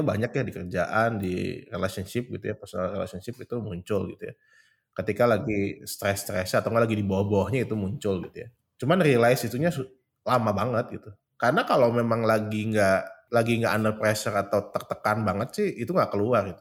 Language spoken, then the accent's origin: Indonesian; Bandung, West Java, Indonesia; gue tuh dibesarkan di Bandung ya karena memang asli Bandung itu lahir di Bandung.